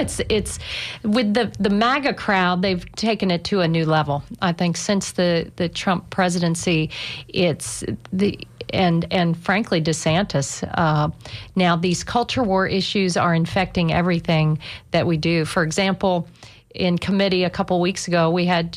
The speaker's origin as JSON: {"language": "English", "town": "Tampa", "region": "Florida", "country": "United States", "tie": "born or raised there", "said": "I love my hometown. I love representing Tampa and St. Pete."}